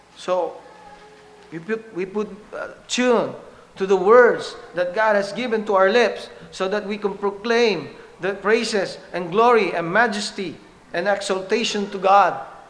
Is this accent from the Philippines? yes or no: yes; Philippines; English is a second language; our dialects in the Philippines, back in my home country